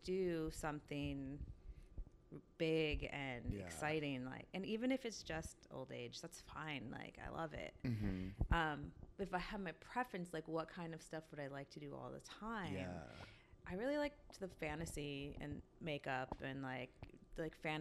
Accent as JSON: {"language": "English", "town": "Milwaukee", "region": "Wisconsin", "country": "United States", "tie": "born or raised there", "moved": "as an adult", "lives_now": "New York, United States", "said": "I grew up in Milwaukee, Wisconsin."}